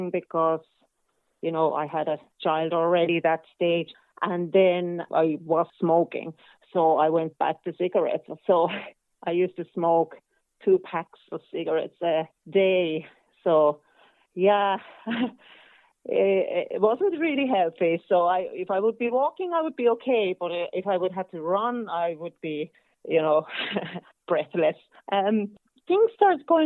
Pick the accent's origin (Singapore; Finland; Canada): Finland; northern Finland; now in Ireland; I'm from Finland. I'm kind of from northern Finland. So we have lots of forests and lakes there. And I'm from a small town